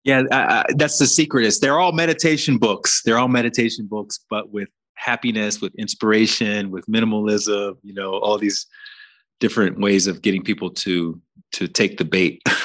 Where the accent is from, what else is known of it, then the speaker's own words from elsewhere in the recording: Alabama, United States; where I grew up in Alabama